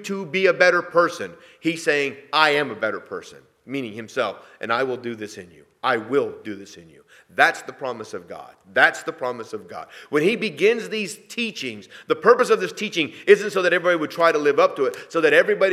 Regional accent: New England, United States; moved away; Sheila and I come from New England

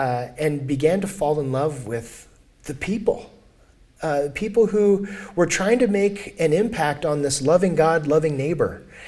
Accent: El Paso, Texas, United States; Growing up in El Paso, it's a border town.

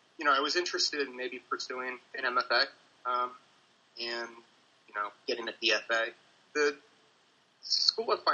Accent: Valparaiso, Indiana, United States; moved away; also born or lived in Beverly Farms, Massachusetts / Milwaukee, Wisconsin; I grew up mostly in Valparaiso, northwest Indiana

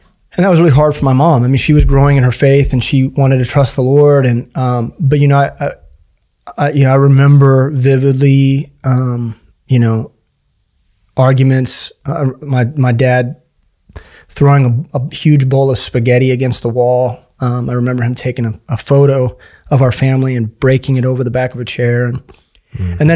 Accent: Kansas City, Missouri, United States; I grew up in Kansas City. I've been here my whole life

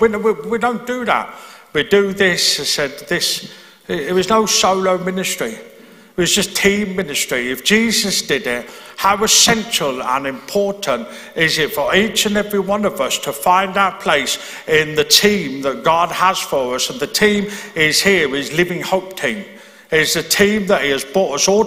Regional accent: Birmingham, West Midlands, United Kingdom; moved away as an adult; now in Belfast, United Kingdom; I'm from Birmingham in England.

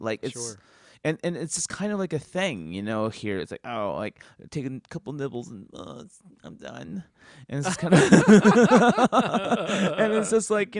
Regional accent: San Luis Obispo, California, United States; Okay, you know, I grew up in San Luis Obispo, I went to school in San Luis Obispo, and they had a pizza place called Woodstock's Pizza.

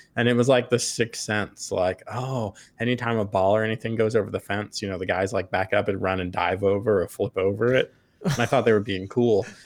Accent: Long Island, New York, United States; I'm from Long Island, so I'm not a farm person at all

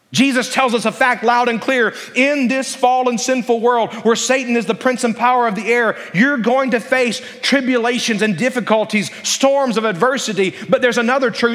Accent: Alabama, United States; I grew up in Alabama

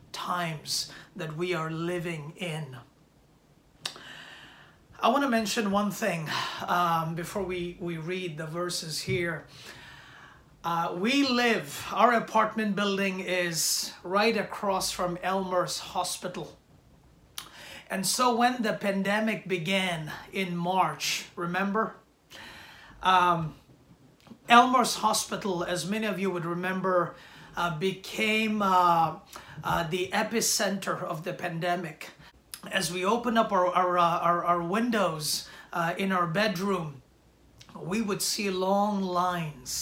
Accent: India; born or raised there; moved away as an adult; now in New York City, United States

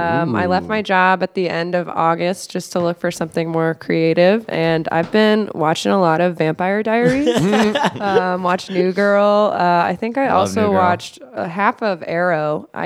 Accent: Houston, Texas, United States; moved away as an adult; I'm from Houston, Texas.

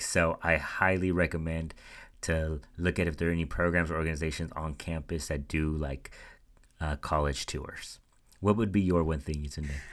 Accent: Central Valley, California, United States; moved away as an adult; also born or lived in Santa Barbara; I was coming from the Central Valley where we had a diverse uh, population

